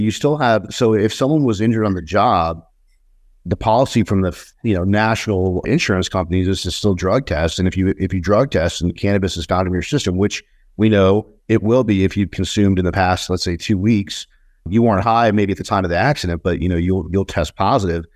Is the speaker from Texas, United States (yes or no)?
no; New York, United States; moved away; I was born in New York, but I, I left the East Coast a long time ago